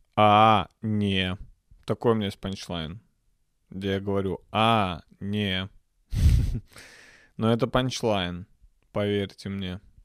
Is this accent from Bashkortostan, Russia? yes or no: no; Nizhny Novgorod, Nizhny Novgorod Oblast, Russia; я родился в Нижнем Новгороде